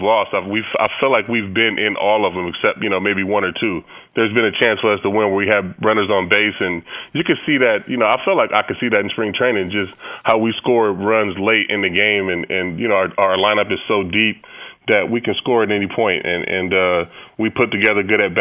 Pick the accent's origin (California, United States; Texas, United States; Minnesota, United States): California, United States; I'm from California.